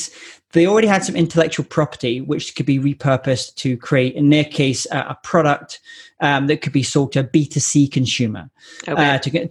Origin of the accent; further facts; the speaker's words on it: Scotland, United Kingdom; I'm Scottish